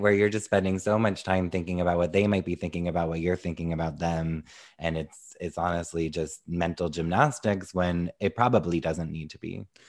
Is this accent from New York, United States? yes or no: yes; New York, United States; as a New Yorker